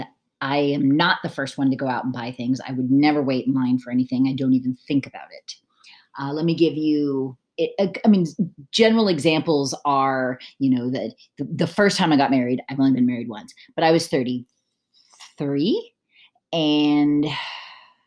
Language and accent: English; United States; moved away as an adult; I moved away from the United States in 2008